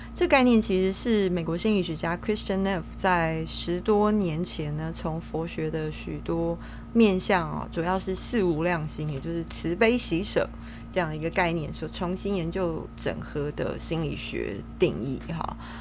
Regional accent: Taiwan; 我们身为台湾人都很喜欢唱 K T V 嘛， 也很喜欢拍美照

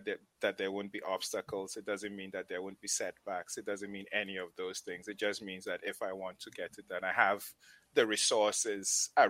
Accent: Upper West, Ghana; also born or lived in Tamale; So I come from the Upper West region of Ghana, but my mom and dad met in the Northern region of Ghana. I was born in Tamale.

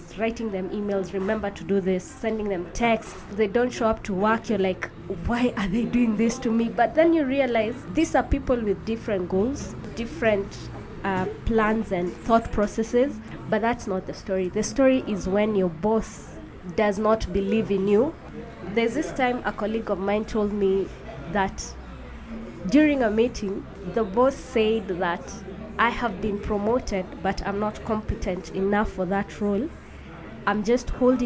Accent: Nairobi, Kenya; I'm from Nairobi, Kenya

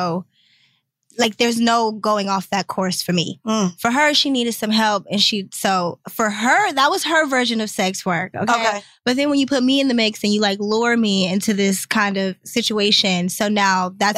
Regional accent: Detroit, Michigan, United States; now in Atlanta, United States; I'm from Detroit.

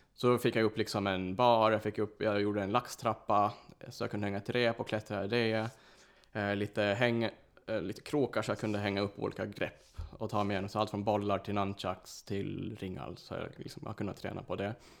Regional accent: Åland, Finland; first language Swedish; moved away as an adult; now in Stockholm, Sweden; jag kommer från Åland, så jag, jag är finsk. Så det är mitt ursprung

